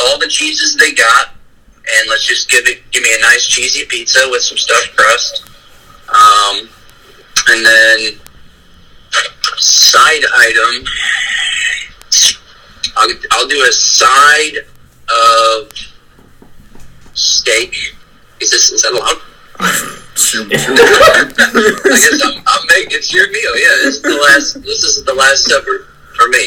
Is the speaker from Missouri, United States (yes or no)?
yes; St. Louis, Missouri, United States; I'm from St. Louis, so my loyalty is like to St. Louis teams